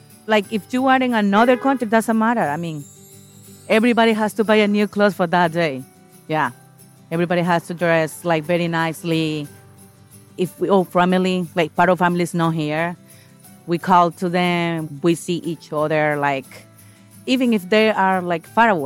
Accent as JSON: {"language": "English", "country": "Guatemala", "moved": "yes", "lives_now": "United States", "said": "I am from Central America, Guatemala."}